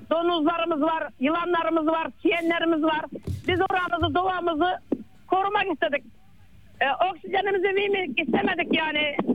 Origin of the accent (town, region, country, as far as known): Muğla, Turkey